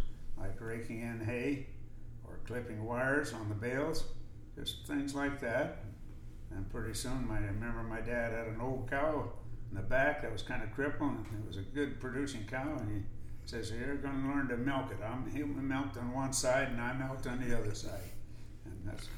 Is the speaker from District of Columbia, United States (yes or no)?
no; Bellflower, California, United States; I was born in Bellflower, California, and on the Palo Verde Road, and my dad had a small dairy